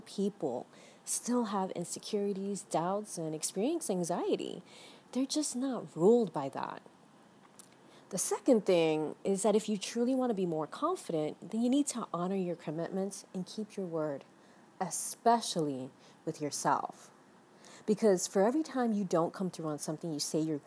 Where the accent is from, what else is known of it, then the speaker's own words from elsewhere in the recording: New York City, New York, United States; now in Miami, United States; I was born and raised in the Bronx, and I'm currently based on a small beachside town here in Miami